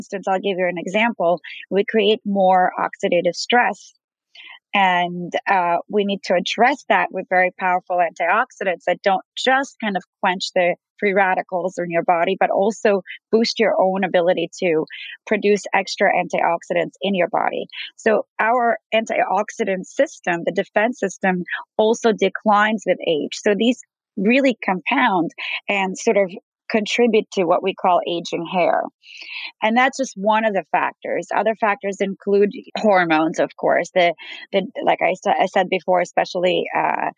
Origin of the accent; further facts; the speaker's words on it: New York, United States; As a New Yorker